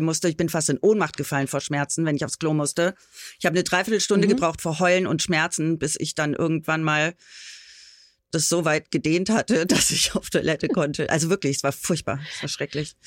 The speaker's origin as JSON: {"language": "German", "town": "Bad Tölz", "region": "Bavaria", "country": "Germany", "tie": "born or raised there", "said": "ich bin ja auch gebürtige Bayerin"}